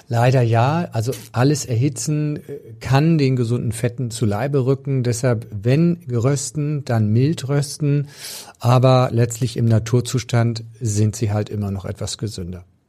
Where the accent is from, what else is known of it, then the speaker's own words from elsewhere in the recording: Pinneberg district, Schleswig-Holstein, Germany; ich komme aus dem Kreis Pinneberg und da, also auf dem flachen Land